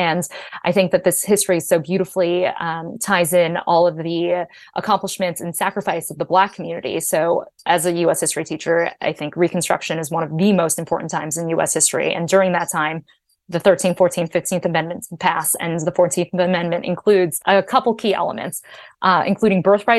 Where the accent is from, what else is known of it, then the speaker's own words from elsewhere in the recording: San Francisco, California, United States; San Francisco, which is my hometown